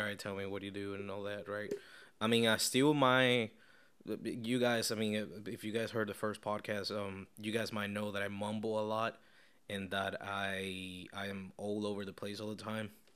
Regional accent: Caracas, Capital District, Venezuela; now in Tampa, United States; I am from Caracas, Venezuela.

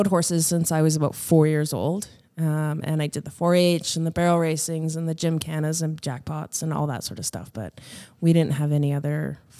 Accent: Chilliwack, British Columbia, Canada; moved away as an adult; now in Turner Valley, Canada; The Fraser Valley. Yeah, I grew up in Chilliwack. I grew up in Chilliwack. All my family still lives out there. So I lived out there until I graduated high school and moved out here for college.

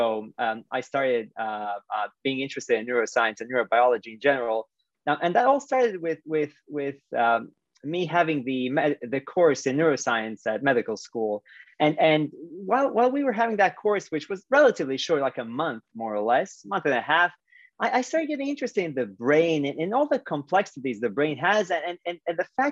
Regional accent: Split, Split-Dalmatia County, Croatia; moved away; my hometown, Split, Croatia

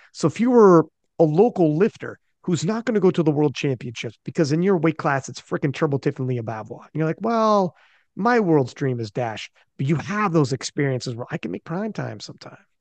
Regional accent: Canada; I'm Canadian

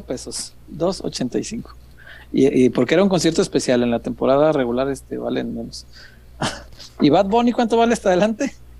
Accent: Mexico; ser mexicanos nos hace sentir tan orgullosos

